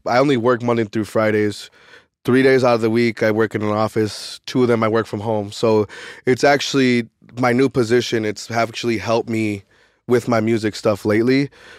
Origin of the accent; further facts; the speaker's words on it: Chicago, Illinois, United States; And I'm from the South Side of Chicago. I'm from where it started.